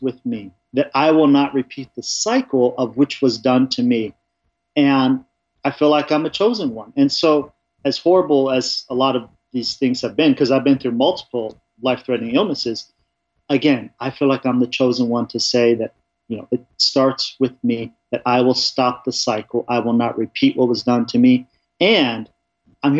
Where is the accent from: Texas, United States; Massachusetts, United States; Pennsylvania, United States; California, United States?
California, United States; Orange County and LA, Southern; moved away as an adult; now in Colorado, United States; I grew up in Southern California in Orange County and LA. We bounced around quite a bit